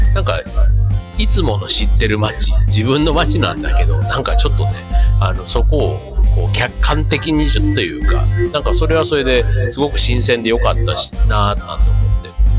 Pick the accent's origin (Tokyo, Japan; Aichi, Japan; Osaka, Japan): Osaka, Japan; moved away as an adult; 大阪、ね、実家があるところ